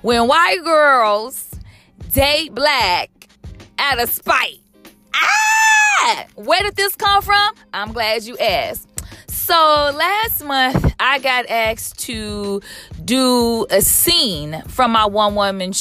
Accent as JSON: {"language": "English", "town": "Chicago", "region": "Illinois", "country": "United States", "moved": "yes", "lives_now": "Southern California, United States", "said": "I am from Chicago"}